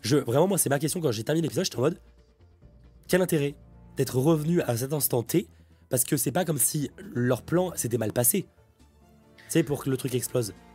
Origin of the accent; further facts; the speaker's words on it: France; en tant que Français